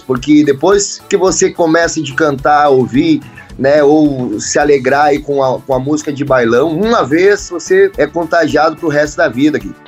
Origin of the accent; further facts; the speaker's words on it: Chapada, Rio Grande do Sul, Brazil; Eu sou natural de Chapada, Rio Grande do Sul